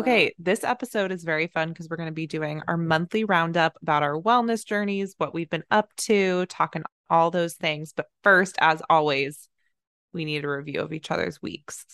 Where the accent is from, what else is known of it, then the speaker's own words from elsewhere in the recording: Plano, Texas, United States; now in Los Angeles, United States; I was born in Plano, Texas